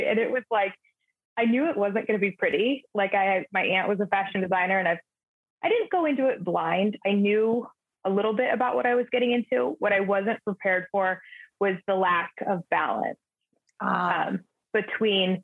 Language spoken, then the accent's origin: English; Southern California, United States; I'm born and raised in Southern California